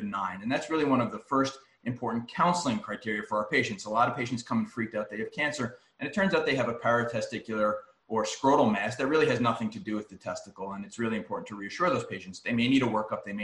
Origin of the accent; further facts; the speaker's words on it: New York, United States; moved away; I'm from New York